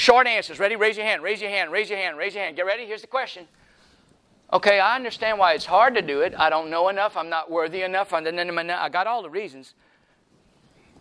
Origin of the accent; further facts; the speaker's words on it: Louisiana, United States; I'm from Louisiana